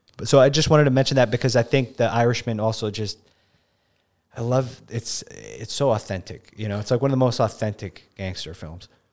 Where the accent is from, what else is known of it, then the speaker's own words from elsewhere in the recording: New York City, New York, United States; I grew up in the Bronx